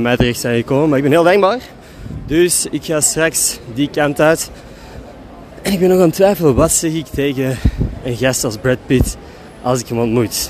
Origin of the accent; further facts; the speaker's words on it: Belgium; En ik ben die van België